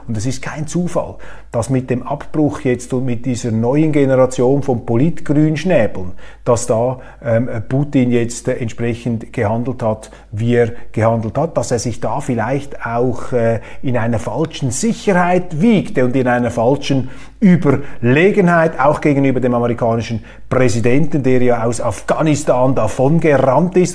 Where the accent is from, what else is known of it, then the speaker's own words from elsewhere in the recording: Switzerland; ich bin Schweizer